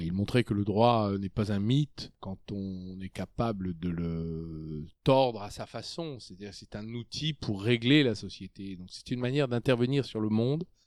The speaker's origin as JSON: {"language": "French", "town": "Clamecy", "region": "Bourgogne-Franche-Comté", "country": "France", "tie": "born or raised there", "also_born_or_lived": "Dijon / Saône-et-Loire", "moved": "as an adult", "lives_now": "Paris, France", "said": "je suis né en 1962 à Clamcy dans la Nièvre. Euh, j'ai commencé ma vie dans une région rurale. J'ai été dans un lycée euh, rural et j'ai été à la faculté de droit de Dijon"}